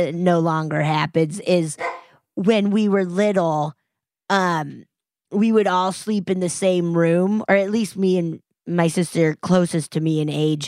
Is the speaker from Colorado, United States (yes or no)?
yes; Colorado, United States; I grew up in Colorado